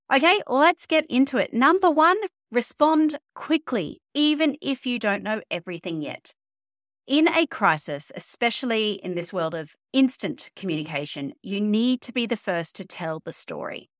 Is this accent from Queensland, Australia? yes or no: yes; Queensland, Australia; the Queensland state government, my home state